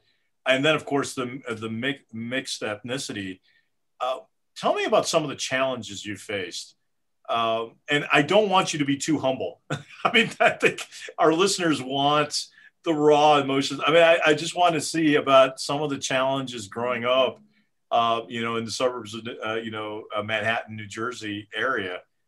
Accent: Kerala, India; My home state, exactly.

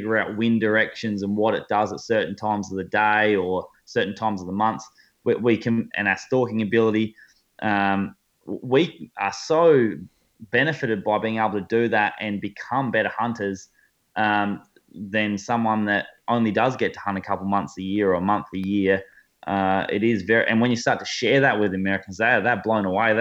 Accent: Australia; as Australian bow hunters

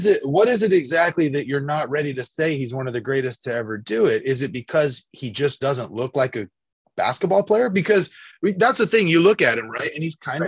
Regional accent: Sacramento, California, United States; I've born and raised in Sacramento

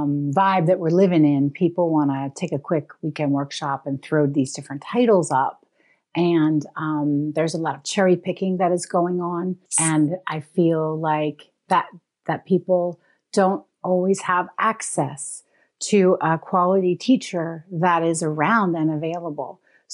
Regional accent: Pennsylvania, United States; I used to live in Pennsylvania. I grew up in Pennsylvania

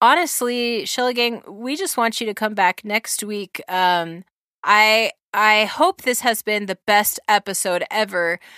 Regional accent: New Zealand; accent: New Zealand; in my New Zealand accent

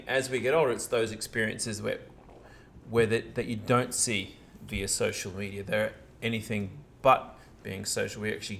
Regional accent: New Zealand; but I shared with him, no, I'm actually from New Zealand.

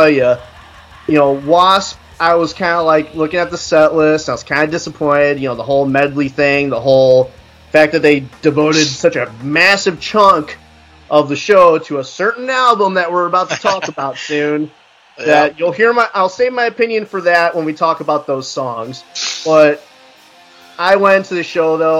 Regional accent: Goshen, Indiana, United States; Goshen, Indiana.

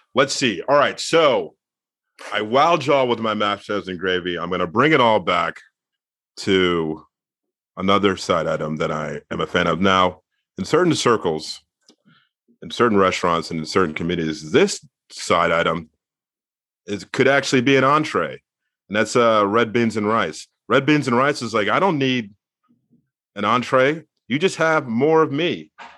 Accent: Mid-Atlantic, United States; I'm from the Mid-Atlantic

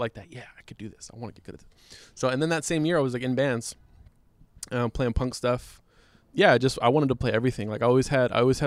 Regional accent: Inglewood, California, United States; I'm from Inglewood. So you got all these black kids just in the hood

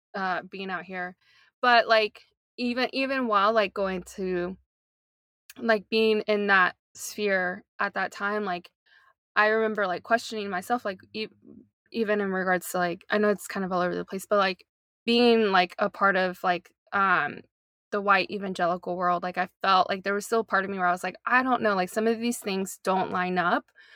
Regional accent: North Carolina, United States; moved away as an adult; also born or lived in Portland; now in Long Beach, United States; I was born and raised in North Carolina, in the good old South

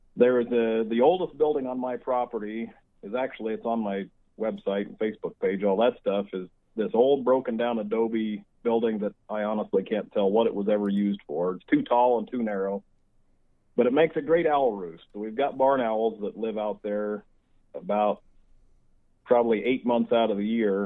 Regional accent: Missouri, United States; born or raised there; also born or lived in Iowa; now in Arizona, United States

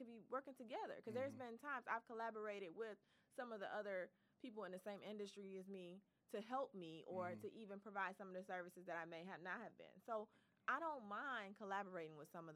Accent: Detroit, Michigan, United States; I am definitely from Detroit, born and raised

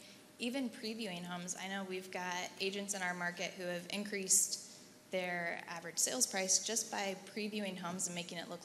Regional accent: Indianapolis, Indiana, United States; I'm from Indianapolis, sorry.

